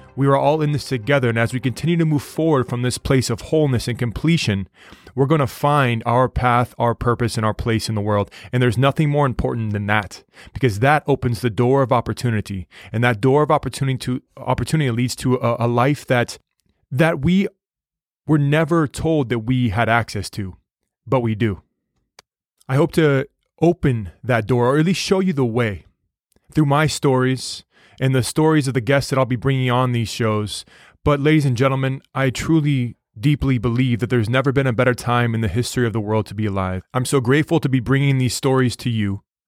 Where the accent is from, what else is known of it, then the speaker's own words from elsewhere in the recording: United States; I told him the United States